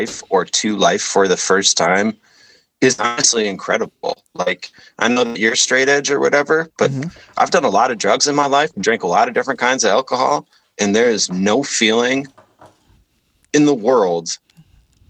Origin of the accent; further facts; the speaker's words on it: Detroit, Michigan, United States; also born or lived in Petoskey, Michigan; I was born in Detroit. I grew up in a very like affluent, area on the east side of Detroit